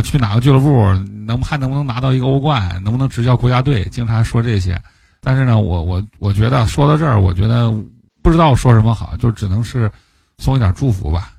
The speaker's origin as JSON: {"language": "Chinese", "town": "Harbin", "region": "Heilongjiang", "country": "China", "said": "我是哈尔滨的阿森纳球迷"}